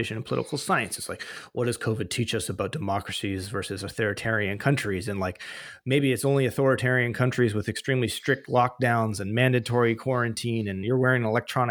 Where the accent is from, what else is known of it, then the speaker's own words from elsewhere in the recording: British Columbia, Canada; I'm from British Columbia